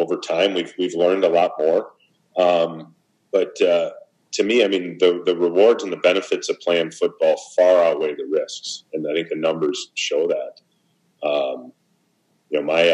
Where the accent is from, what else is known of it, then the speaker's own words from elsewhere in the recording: Minnesota, United States; I grew up in Minnesota